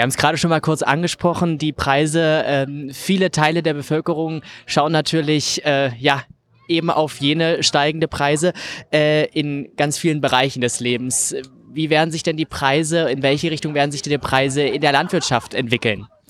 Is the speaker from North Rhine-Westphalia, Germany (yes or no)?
no; Saxony-Anhalt, Germany; bei uns in Sachsen-Anhalt.